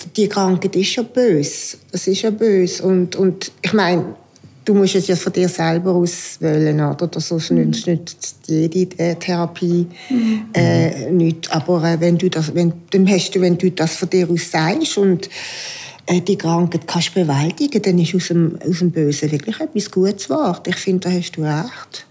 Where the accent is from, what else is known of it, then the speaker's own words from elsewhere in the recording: Aargau, Switzerland; now in Basel, Switzerland; bin Aargauerin, lebe in Basel und bin Hausfrau